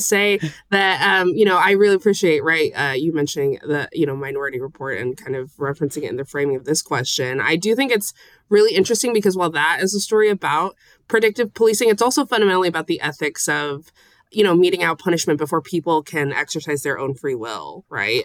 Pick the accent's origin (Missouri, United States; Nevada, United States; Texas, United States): Nevada, United States; Las Vegas; moved away as an adult; I'm, I'm from Las Vegas and, you know, I was born here and I actually used to go to school downtown